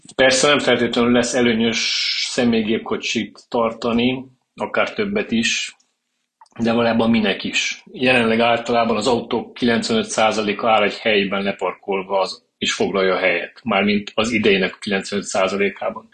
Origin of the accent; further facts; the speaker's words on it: Târgu Mureș, Mureș County, Romania; also born or lived in Cluj-Napoca; Egyetem után Kolozsvárról hazaköltöztem